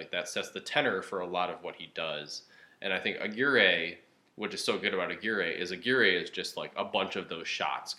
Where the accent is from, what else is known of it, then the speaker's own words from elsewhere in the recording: outside of Detroit, Michigan, United States; moved away as an adult; also born or lived in Chicago; But the first one I did was Michigan because I grew up in Michigan. I grew up outside of Detroit